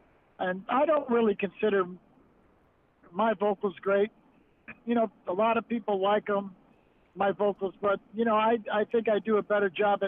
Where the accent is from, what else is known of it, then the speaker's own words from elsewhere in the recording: Onondaga Nation, New York, United States; Well, actually, I'm Oneida Nation, but I grew up on the Onondaga Nation.